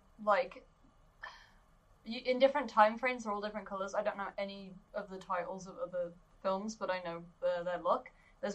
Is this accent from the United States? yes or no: no; United Kingdom; being a British kid